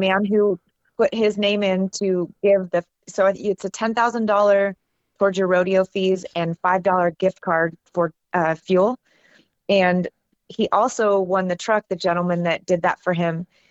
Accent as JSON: {"language": "English", "region": "California near San Francisco", "country": "United States", "tie": "born or raised there", "said": "I grew up in California near San Francisco"}